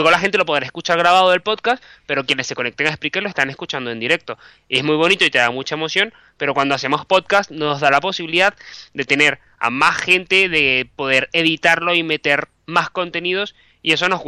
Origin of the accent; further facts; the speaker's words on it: Venezuela; moved away as an adult; now in Madrid, Spain; yo soy periodista, soy venezolano. Por casualidad de la vida estudié un máster en Bilbao de la UPV. Luego, pues, volví a Caracas, trabajé en televisión y de repente volví a Madrid